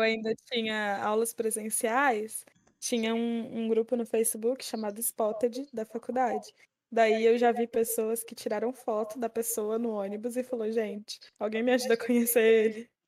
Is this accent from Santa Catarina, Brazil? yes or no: no; Minas Gerais, Brazil; eu sou mineira